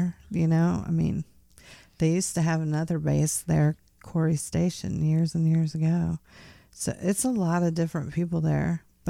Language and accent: English; Midwest, United States; also born or lived in Florida; Yeah, I was from the Midwest. And then then went to Florida and then from Florida to here.